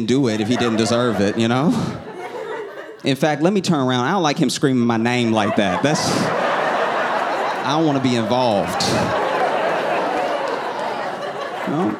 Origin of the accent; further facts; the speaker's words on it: the South, United States; I was raised in the South